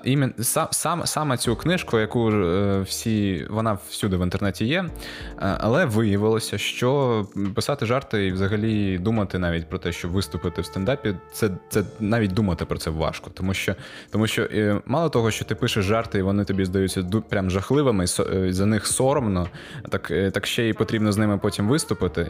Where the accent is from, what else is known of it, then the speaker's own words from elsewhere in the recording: Gurzuf, Crimea, Ukraine; Я з Гурзуфу, це це неподалік від Ялти